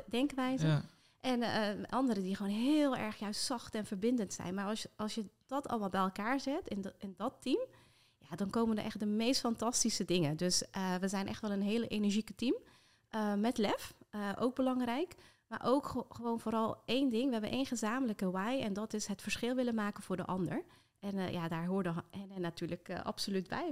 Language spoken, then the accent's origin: Dutch; Rotterdam, South Holland, Netherlands; echt geboren en getogen in Rotterdam, dus dat hoor je af en toe nog eh, in de R